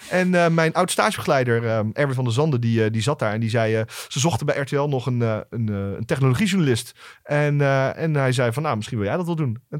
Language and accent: Dutch; Luxembourg; born there; Oké, ik, ik ben geboren in Luxemburg.